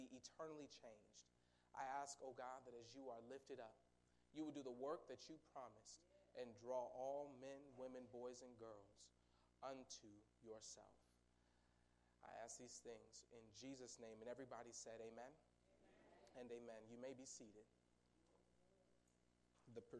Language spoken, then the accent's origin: English; Seattle, Washington, United States; moved away; also born or lived in St. Joseph, Missouri / Atchison, Kansas; I'm originally from Seattle, Washington